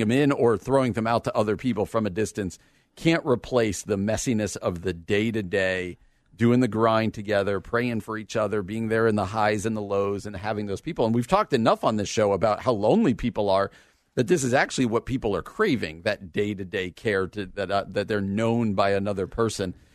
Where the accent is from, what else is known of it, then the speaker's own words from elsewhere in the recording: Washington Township, New Jersey, United States; moved away; also born or lived in Illinois; I grew up in Washington Township.